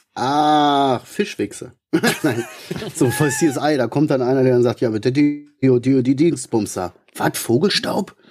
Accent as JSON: {"language": "German", "area": "Ruhr area", "region": "North Rhine-Westphalia", "country": "Germany", "said": "ich kann nur Kodderschnauze, also ich bin Ruhrpottler"}